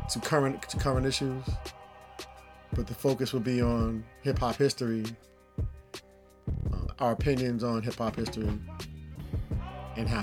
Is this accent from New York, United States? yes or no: yes; New Rochelle, New York, United States; also born or lived in Mount Vernon; I lived in New Rochelle and growing up in New Rochelle